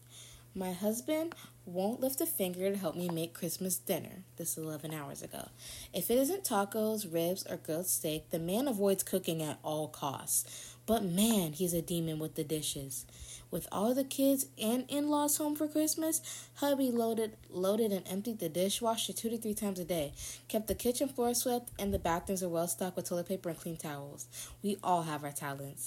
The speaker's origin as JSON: {"language": "English", "region": "the South", "country": "United States", "said": "I'm from the South"}